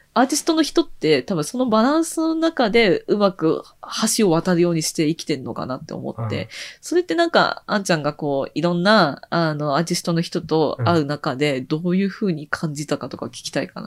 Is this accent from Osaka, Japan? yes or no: no; Tokyo, Japan; also born or lived in Koenji, Tokyo; 生まれは東京生まれ、東京育ち